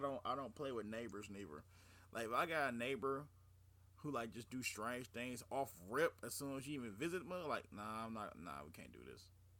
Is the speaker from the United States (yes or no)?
yes; Cleveland, Ohio, United States; we are literally from the Midwest. We are from Cleveland, and we are definitely raised a certain way.